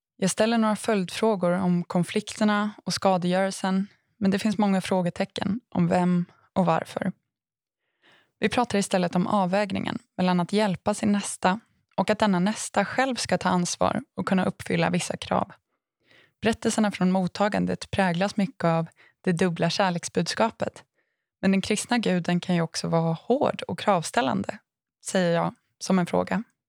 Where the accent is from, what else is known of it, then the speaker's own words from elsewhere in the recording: Aneby, Jönköping County, Sweden; min hemort Aneby